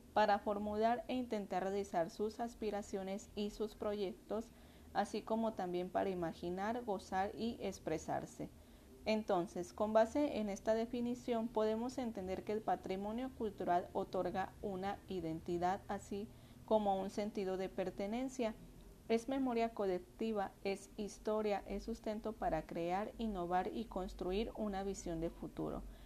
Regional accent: Mexico

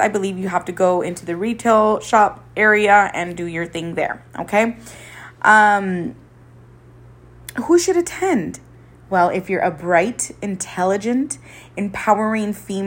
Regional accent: Coachella Valley, California, United States; there's so much to do in the valley

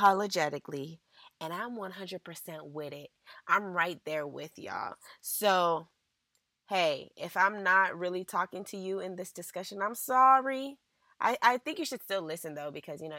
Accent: United States; tend to reflect my American upbringing, you know? And then on top of that, growing up in the Valley gave me two different cultures as well

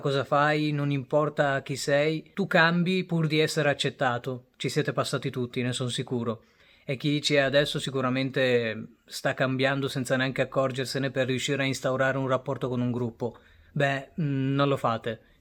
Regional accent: Italy; also born or lived in Bangladesh; Io sono arrivato in Italia quando avevo 4 anni

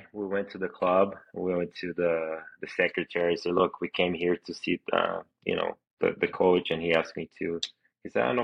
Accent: Brazil; moved away; I'm from Brazil.

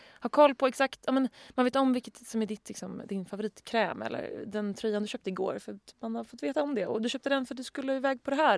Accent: Sweden; Som svensk

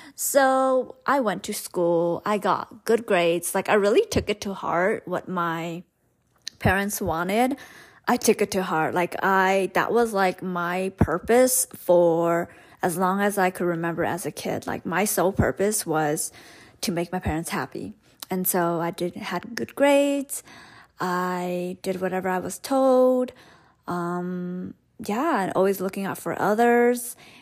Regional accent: Stockton, California, United States; first language Hmong; English is a second language; grew up in Stockton, California

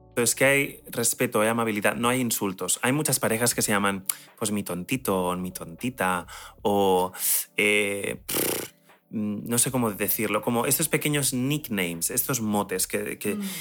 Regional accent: Spain; yo soy español

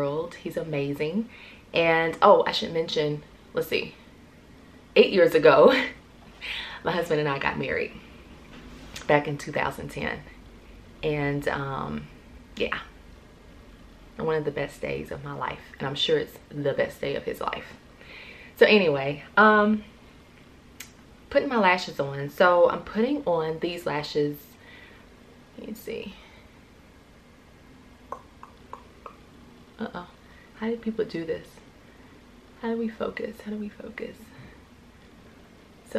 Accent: Central Florida, United States; moved away as an adult; now in Atlanta, United States; born and raised in Florida, Central Florida, and moved to Atlanta after graduating college

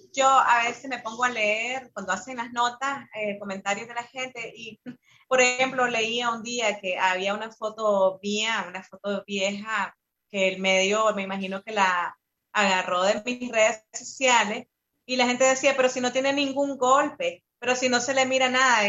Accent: Nicaragua; moved away as an adult; now in Costa Rica; yo soy parte de la unidad de exiliados nicaragüenses, que es una de las organizaciones más fuertes de acá de Costa Rica

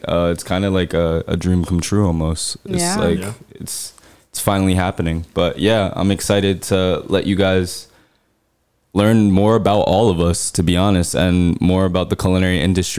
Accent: New Jersey, United States; moved away as an adult; now in Rhode Island, United States; Born and raised in New Jersey.

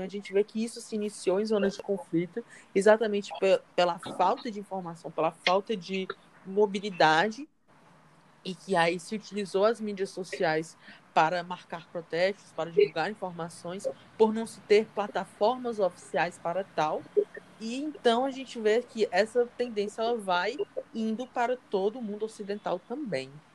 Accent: Fortaleza, Ceará, Brazil; sou natural daqui de Fortaleza

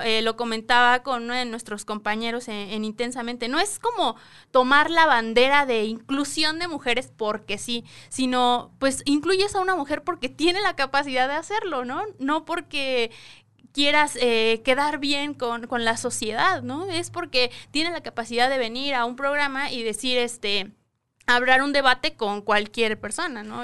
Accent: State of Mexico, Mexico; venimos de el Estado de México

